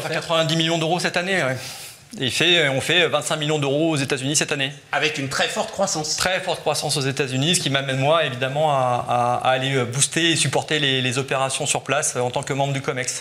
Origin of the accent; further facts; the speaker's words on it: France; on est des Français